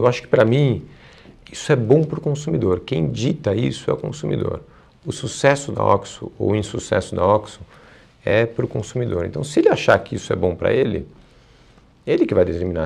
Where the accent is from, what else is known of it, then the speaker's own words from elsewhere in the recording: Brazil; como brasileiro